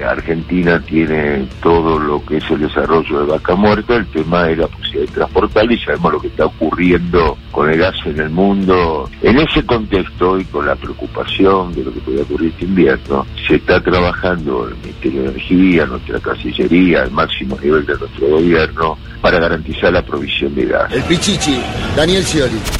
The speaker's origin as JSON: {"language": "Spanish", "region": "Patagonia", "country": "Chile", "tie": "born or raised there", "said": "Yo nací, y me crié en la Patagonia."}